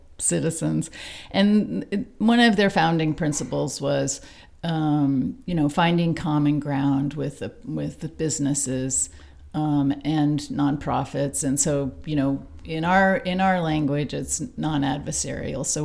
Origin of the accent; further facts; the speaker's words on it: Sarasota, Florida, United States; now in Tennessee, United States; I grew up in Sarasota, Florida.